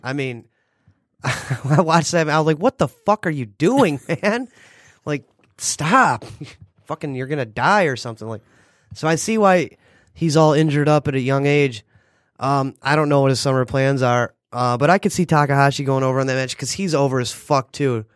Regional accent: United States

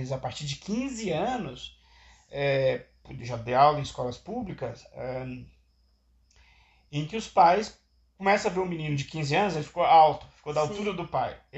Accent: Minas Gerais, Brazil; Aí eu sou de uma região, do estado de Minas Gerais, que as pessoas migram para os Estados Unidos

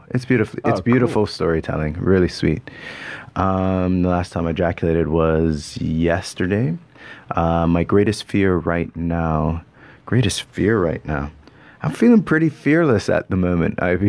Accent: Bermuda; accent: part Canadian, part Bermudian; I come from Bermuda. And for those who are listening, my accent's all over the place. It's part Canadian, part Bermudian, part all sorts of stuff.

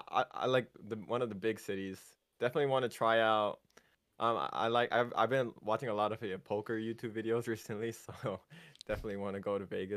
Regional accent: United Kingdom; They have to remember that I'm actually British sometimes.

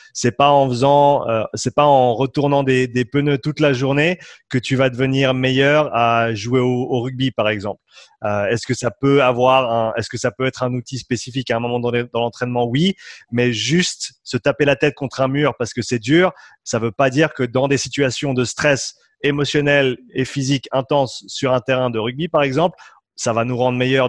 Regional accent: Switzerland; Je suis suisse. Moitié suisse, moitié irlandais.

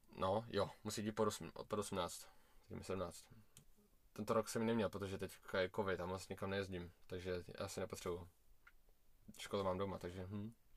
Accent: Prague, Czechia; já jsem uh, Rus, jakože já jsem Rus, ale narodil jsem se v Česku, v Praze

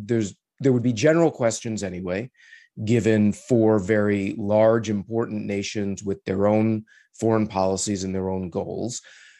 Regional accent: United States; speaking as an American

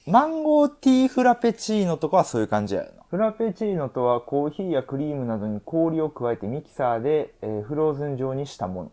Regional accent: Kansai, Japan; accent: Kansai dialect; moved away; こうやって関西弁である程度話してんねんけど。基本標準語で話してて

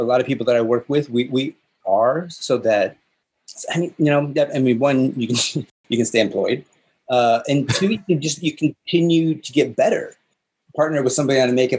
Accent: the Northwest, Pacific Northwest, United States; moved away as an adult; also born or lived in California; I grew up in the Northwest, outside of Seattle and outside of Portland.

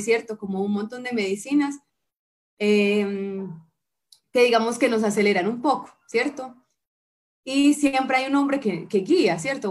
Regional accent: Bucaramanga, Santander, Colombia; moved away as an adult; also born or lived in Pereira, Colombia; now in Armenia, Colombia; yo soy de Bucaramanga, de Bucaramanga, mano, y llegué a Carmenia mm, hace como unos cinco años

